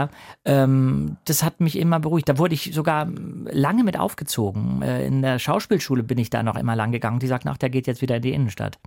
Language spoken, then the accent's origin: German; Hamburg, Germany; ich bin zwar nicht in Hamburg geboren, aber ich bin in Hamburg äh, auf jeden Fall seit, äh, ich weiß nicht, wie alt ich war, sechs Monate oder so aufgewachsen